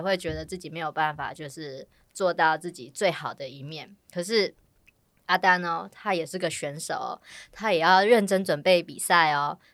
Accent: Taiwan; 我们台湾人

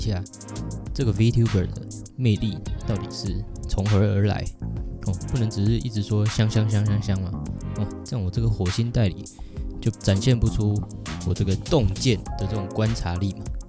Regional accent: Taiwan; 当然禁播就换我们台湾人这边不爽了，换我们烧这样。

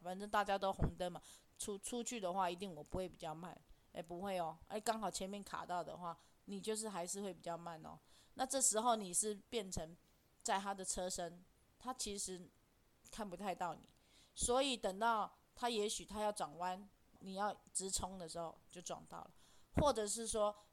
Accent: Taiwan; 我们台湾人就是这样

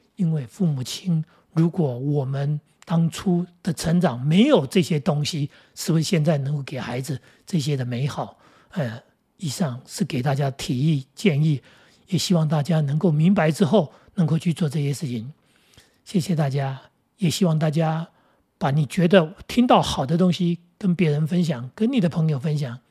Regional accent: Taoyuan, Taiwan; 对我们来说，我们桃园人

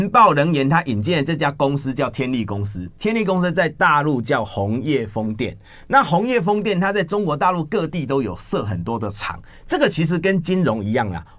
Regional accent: Taiwan; 吸台电血背后就是吸我们台湾人民的血汗钱啊。

